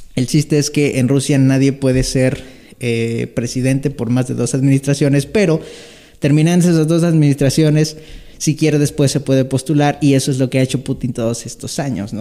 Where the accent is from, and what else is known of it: Mexico